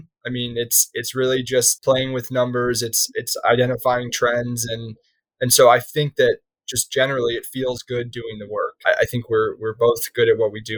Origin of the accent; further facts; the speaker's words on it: Chicago, Illinois, United States; moved away as an adult; now in New York, United States; I was from Chicago